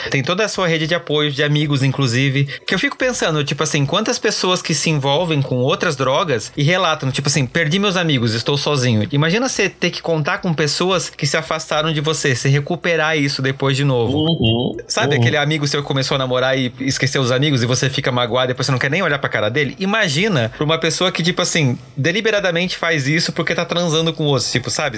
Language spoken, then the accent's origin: Portuguese; Brazil; Como brasileiro